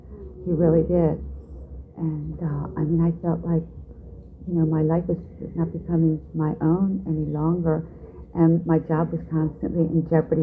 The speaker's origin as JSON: {"language": "English", "town": "Baltimore", "region": "Maryland", "country": "United States", "tie": "born or raised there", "moved": "yes", "lives_now": "Washington, D.C., United States", "said": "Baltimore, where actually I was born and raised prior to moving to Washington, D.C., and that was my hometown"}